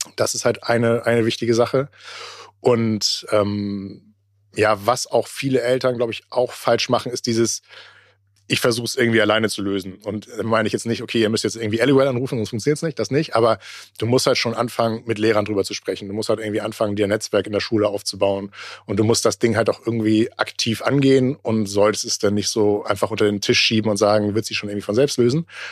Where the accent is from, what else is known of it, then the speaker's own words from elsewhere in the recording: Germany; bei uns in Deutschland